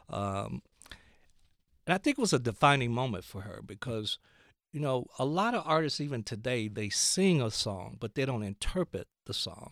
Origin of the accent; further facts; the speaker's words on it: Gadsden, Alabama, United States; I grew up in Gadsden, Alabama